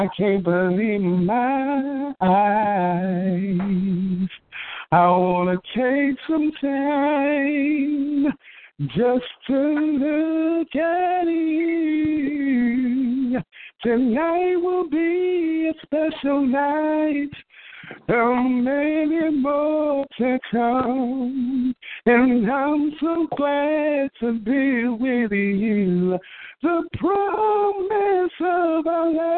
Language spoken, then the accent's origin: English; Washington, District of Columbia, United States; my hometown of Washington, D.C.